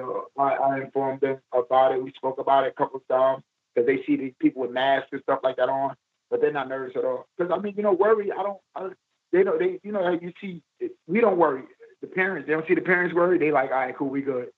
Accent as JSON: {"language": "English", "town": "New York City", "region": "New York", "country": "United States", "said": "I'm from East New York, Brooklyn"}